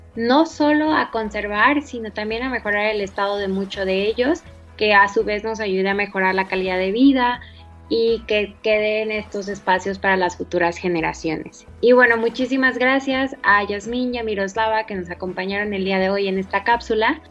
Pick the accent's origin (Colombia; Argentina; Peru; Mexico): Mexico; Chiapas; yo soy de Chiapas